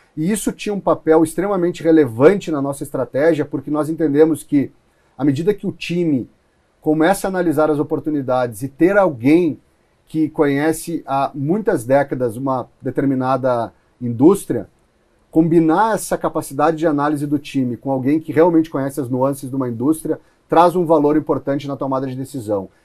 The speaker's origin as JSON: {"language": "Portuguese", "region": "Rio Grande do Sul", "country": "Brazil", "also_born_or_lived": "Palo Alto", "moved": "yes", "lives_now": "São Paulo, Brazil", "said": "eu sou do Rio Grande do Sul"}